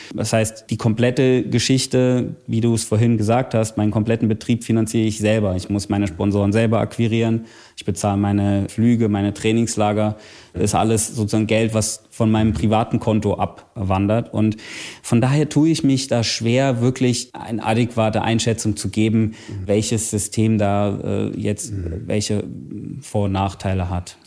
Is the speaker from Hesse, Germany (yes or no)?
yes; Bad Wildungen, Hesse, Germany; in meiner Heimatstadt in Bad Wildungen